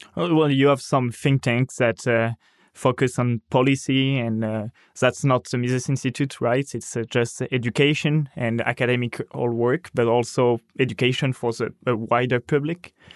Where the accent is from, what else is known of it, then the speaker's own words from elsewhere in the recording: France; my hometown